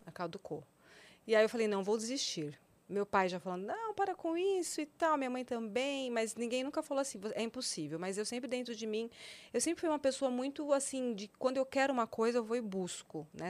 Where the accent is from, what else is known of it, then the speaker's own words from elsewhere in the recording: São Paulo, Brazil; moved away as an adult; Eu nasci em São Paulo, né? Minha vida sempre foi aqui em São Paulo até mais ou menos os 19 anos, 20 anos, não, 21 anos